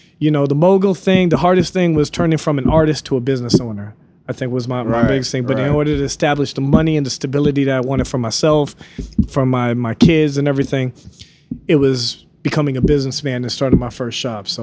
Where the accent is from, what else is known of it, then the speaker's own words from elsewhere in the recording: New York, United States; I'm from New York